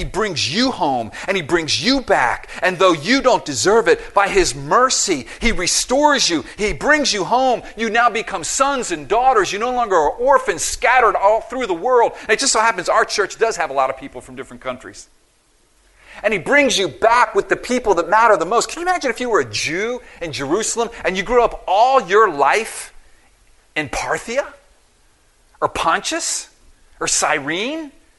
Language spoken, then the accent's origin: English; Philippines; I'm from the Philippines. I speak Tagalog.